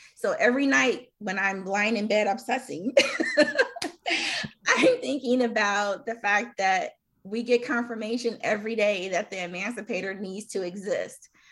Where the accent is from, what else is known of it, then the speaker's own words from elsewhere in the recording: Chicago, Illinois, United States; I'm from Chicago